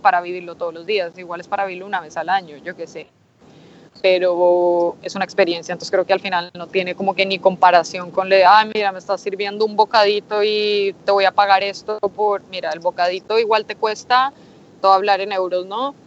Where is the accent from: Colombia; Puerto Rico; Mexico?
Colombia; now in Spain; como colombiana me emociona